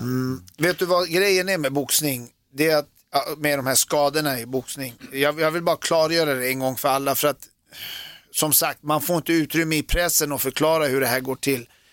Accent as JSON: {"language": "Swedish", "country": "Sweden", "tie": "born or raised there", "also_born_or_lived": "United States / Germany", "moved": "as an adult", "said": "jag är född i Sverige"}